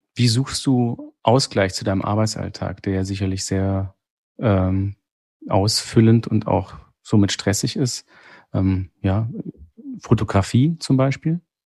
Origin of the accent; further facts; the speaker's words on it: Sigmaringen, Baden-Württemberg, Germany; accent: Swabian; ich komme aus Baden-Württemberg, ähm, das ja an den Bodensee angrenzt, zum großen Teil aus Sigmaringen